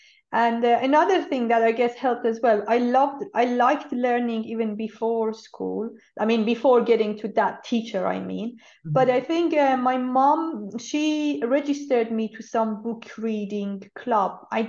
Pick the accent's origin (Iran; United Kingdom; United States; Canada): Iran; born there; Yes, I was born in Iran. I'm one of those who was born after the revolution, which means we had schools, girls and boys, separate.